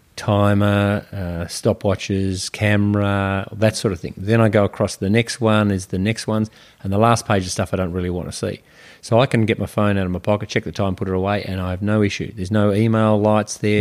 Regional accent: Melbourne, Victoria, Australia; I grew up in Melbourne, uh, in a bayside suburb

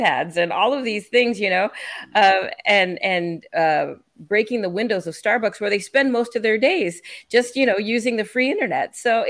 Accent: San Francisco, California, United States; moved away as an adult; now in Texas, United States; I was born in the Bay Area. I was born in San Francisco and lived in the Bay Area for, I just moved to Texas 2 years ago. So yeah, 56 years I lived in California.

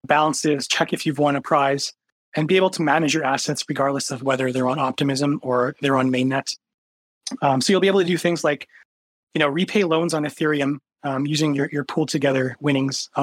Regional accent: Canada; I'm Canadian

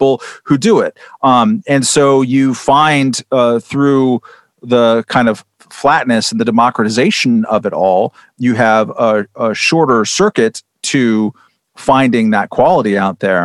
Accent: California, United States; I'm from California.

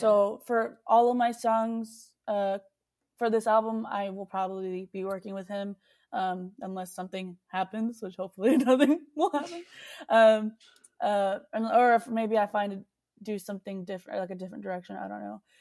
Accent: Texas, United States; I love that I was born here.

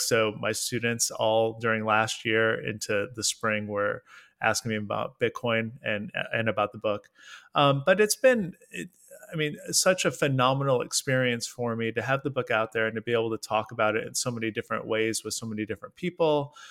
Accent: United States; I'm an American guy

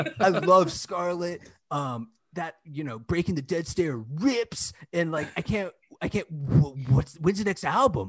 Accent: Richmond, Virginia, United States; moved away as an adult; also born or lived in New York; I grew up in Richmond

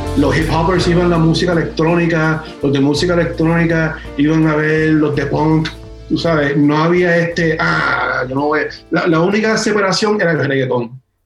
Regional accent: Miami, Florida, United States; also born or lived in Puerto Rico / San Juan, Puerto Rico; now in North Carolina, United States; yo soy puertorriqueño que me crece mucho en, Miami

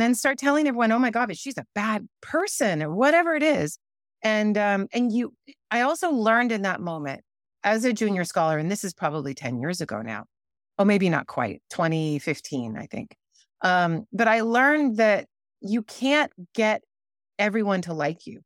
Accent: United States; I'm American

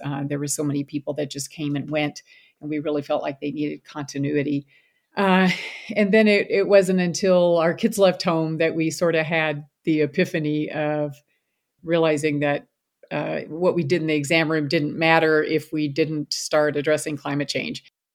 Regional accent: Louisville, Kentucky, United States; moved away as an adult; now in Hardin, United States; I grew up in Louisville, Kentucky

